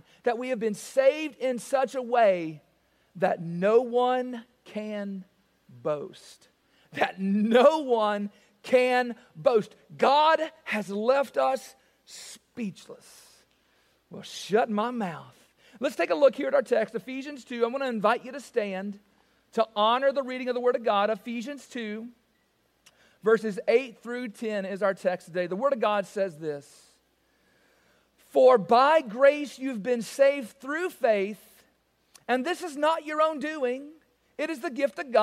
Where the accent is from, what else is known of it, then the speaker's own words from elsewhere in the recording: the South, United States; I am from the South